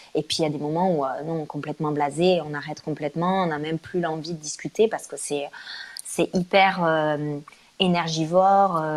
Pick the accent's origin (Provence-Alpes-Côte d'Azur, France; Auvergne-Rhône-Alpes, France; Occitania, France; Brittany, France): Occitania, France; Toulouse; now in Paris, France; avec mon accent, donc je viens de Toulouse